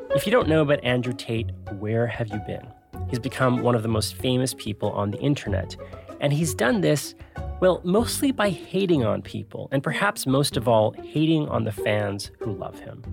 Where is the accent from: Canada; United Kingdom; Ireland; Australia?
Canada; we are Canadian